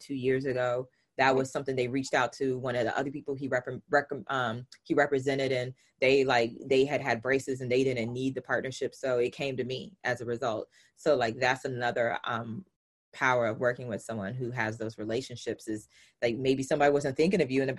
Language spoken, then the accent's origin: English; the South, United States; I'm from the South. So I use language slightly different